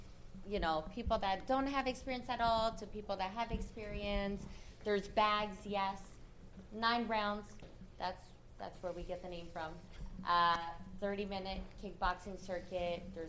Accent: Canada; moved away; Canadians are very nice, and we're known for that.

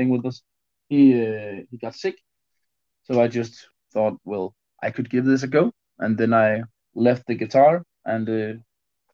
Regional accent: Roskilde, Zealand, Denmark; we're from Roskilde. And the drummer Klaus, we went to the same school way, way back

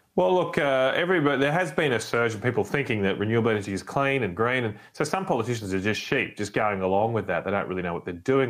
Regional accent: Brisbane, Queensland, Australia; I grew up in Brisbane of the 1980s

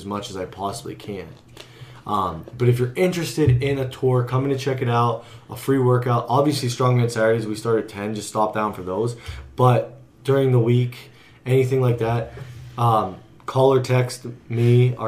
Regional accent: United States; I'm American

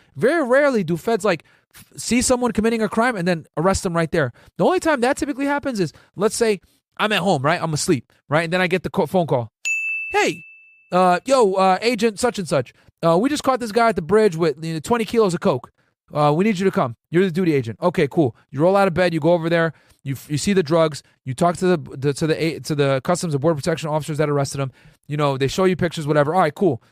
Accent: New Britain, Connecticut, United States; moved away as an adult; also born or lived in Boston / Laredo, Texas; I grew up in New Bern, Connecticut

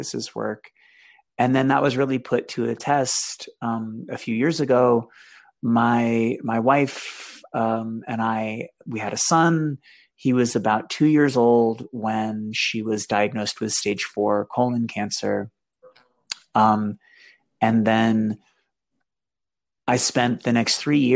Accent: Boston, Massachusetts, United States; So I grew up in Boston.

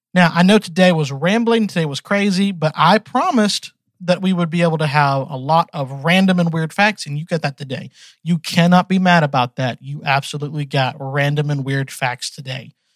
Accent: Georgia, United States; also born or lived in Texas; I was born in Texas, but I've been raised in Georgia ever since I was 1.

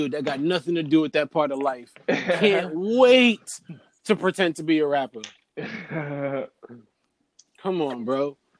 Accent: New York, United States; also born or lived in Jamaica; I grew up in New York where I'm right there with various Africans.

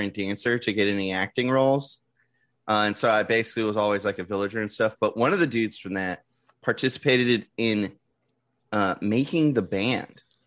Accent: San Diego, California, United States; I grew up in San Diego

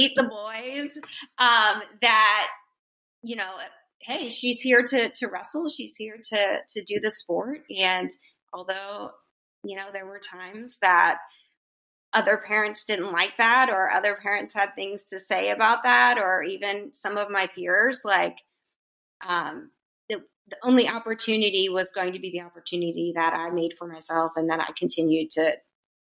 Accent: Pennsylvania, United States; now in Florida, United States; growing up in Pennsylvania, like, wrestling, and specifically in the winter, was the sport to do.

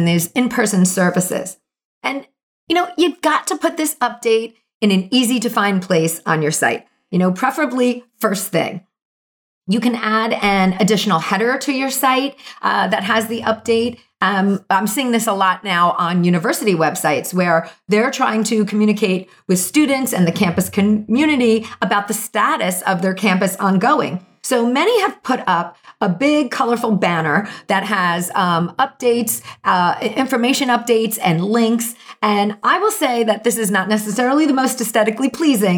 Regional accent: New Jersey, United States; moved away; also born or lived in Brooklyn, New York; I am from Jersey and I know good pizza. And I did my many year stint in Brooklyn

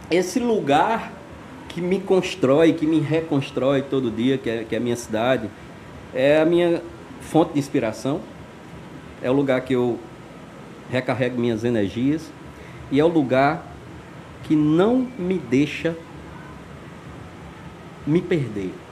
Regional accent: Alto Santo, Ceará, Brazil; Eu venho de Alto Santo. Alto Santo é uma cidade aqui no interior do Ceará, é uma terra extraordinária, assim, que brota talento.

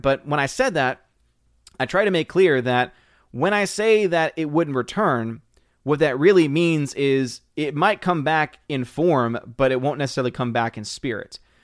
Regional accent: New Orleans, Louisiana, United States; also born or lived in Metairie; born and raised in New Orleans

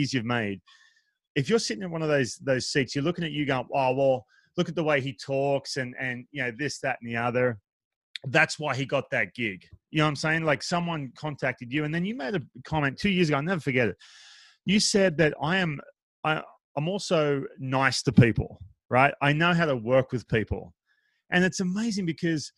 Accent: Australia; moved away; I grew up in Australia

